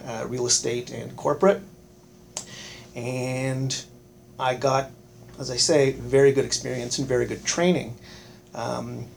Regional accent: Brockville, Ontario, Canada; I grew up in Brockville, Ontario, which is about an hour sort of south and west of Ottawa.

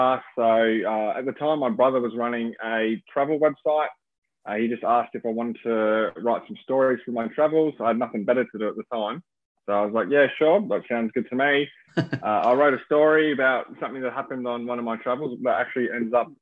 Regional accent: Melbourne, Victoria, Australia; moved away as an adult; also born or lived in Coolangatta, Gold Coast / London; So I grew up in Melbourne, which is a pretty big city

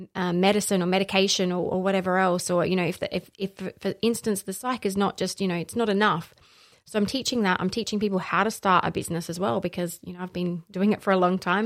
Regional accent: Allendale North, South Australia, Australia; also born or lived in northern suburbs, Adelaide / Gawler; I grew up in the Barossa, so just, uh, just past Kapunda in a little town called Allendale North.

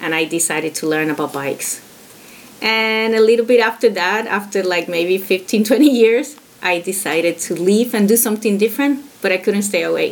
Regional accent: Puerto Rico; moved away as an adult; also born or lived in Brooklyn, New York; now in New York, United States; Well, I was born in New York, in Brooklyn, and I was raised in Puerto Rico

